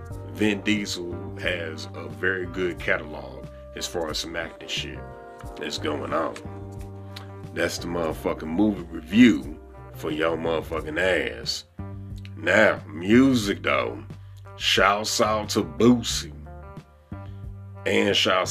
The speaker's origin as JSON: {"language": "English", "town": "St. Louis", "region": "Missouri", "country": "United States", "tie": "born or raised there", "accent": "country accent", "said": "I'm from the Midwest. I'm St. Louis, born and raised."}